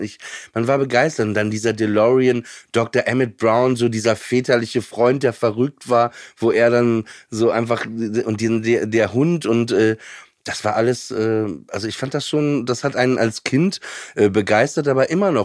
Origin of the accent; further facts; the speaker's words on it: Papenburg, Lower Saxony, Germany; ich komme aus Papenburg im Emsland und da war halt nix